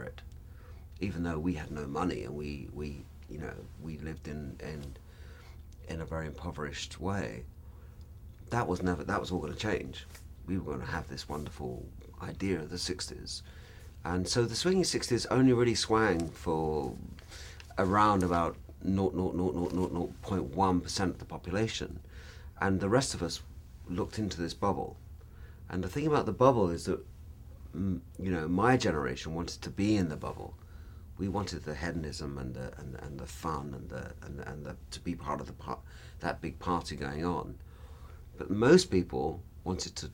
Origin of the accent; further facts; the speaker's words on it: London, United Kingdom; when I grew up in London, we, five of us slept in one room